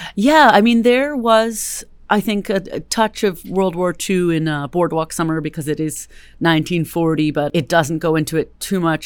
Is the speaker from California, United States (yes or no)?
yes; Berkeley, California, United States; also born or lived in Richmond, California; I'm a California native, Bay Area native, born and raised in Berkeley